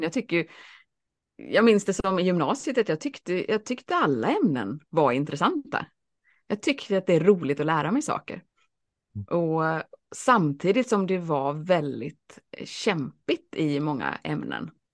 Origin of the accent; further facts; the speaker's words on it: Alingsås, Västra Götaland, Sweden; also born or lived in Boston; Jag växte upp i Alingsås